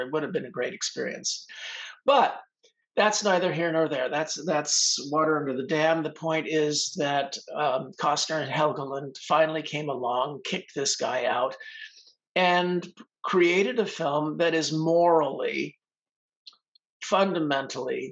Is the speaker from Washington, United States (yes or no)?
no; Los Angeles, California, United States; I grew up in Hollywood